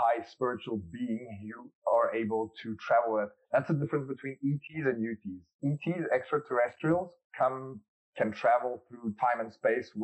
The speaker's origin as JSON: {"language": "English", "country": "South Africa", "tie": "born or raised there", "said": "growing up in South Africa, many people don't know this, but we have 12 national languages"}